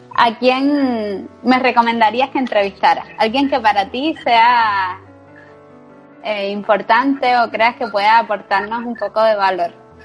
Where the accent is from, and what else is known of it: Cuba; now in Spain